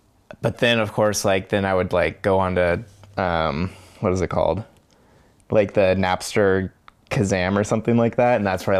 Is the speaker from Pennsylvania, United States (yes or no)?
no; Bainbridge Island, Washington, United States; I'm 29 years old and I grew up over on Bainbridge Island.